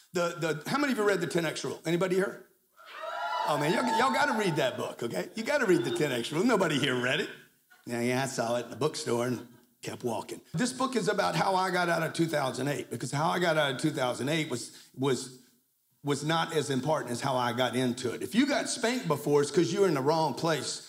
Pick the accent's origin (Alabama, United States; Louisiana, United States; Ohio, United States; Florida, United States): Louisiana, United States; Lake Charles; I grew up in Lake Charles, Louisiana